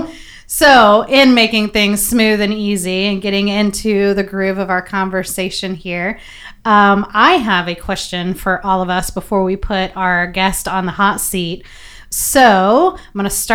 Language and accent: English; the South, United States; I grew up in the South, and we used to gig and eat frog legs